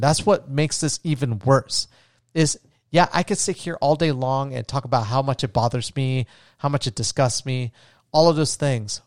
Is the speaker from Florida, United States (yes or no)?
yes; Florida, United States; where I grew up in Florida